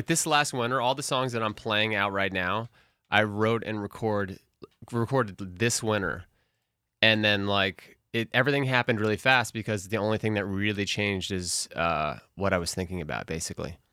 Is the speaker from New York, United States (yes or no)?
yes; New York City, New York, United States; I was born in New York City